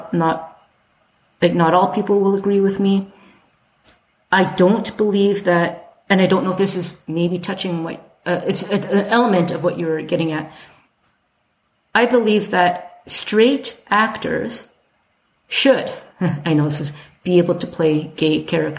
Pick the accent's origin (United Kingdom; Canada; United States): Canada; Calgary, Alberta; growing up in Calgary